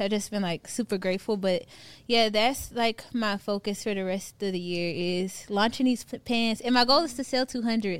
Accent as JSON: {"language": "English", "town": "Houston", "region": "Texas", "country": "United States", "moved": "as an adult", "lives_now": "Atlanta, United States", "said": "at the time I'm from Houston"}